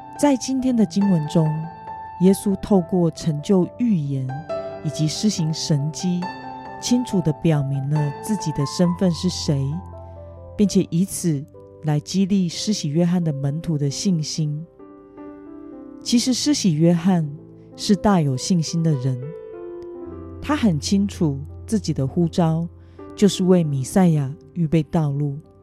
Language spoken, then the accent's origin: Chinese; Kaohsiung, Taiwan; moved away; 意外带回我的家乡高雄